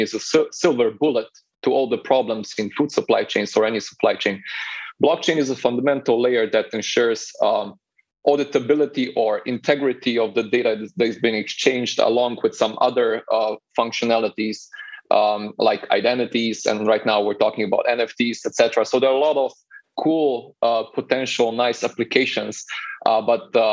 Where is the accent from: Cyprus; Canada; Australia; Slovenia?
Slovenia; I'm originally from Slovenia